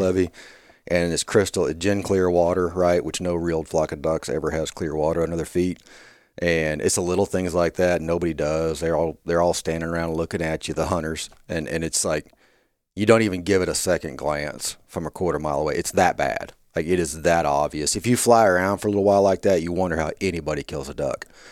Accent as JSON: {"language": "English", "region": "Kansas", "country": "United States", "tie": "born or raised there", "also_born_or_lived": "Davis, California", "moved": "as an adult", "lives_now": "Arkansas, United States", "said": "I grew up in Kansas"}